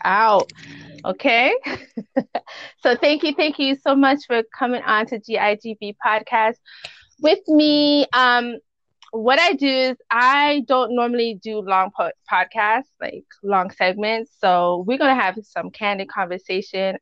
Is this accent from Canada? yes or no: yes; Canada; accent: West Indian; I am Canadian